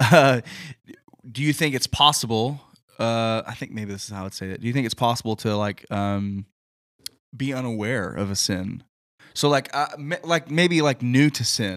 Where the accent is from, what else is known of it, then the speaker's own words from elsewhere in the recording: the Bible Belt, Southern United States, United States; growing up in the Bible Belt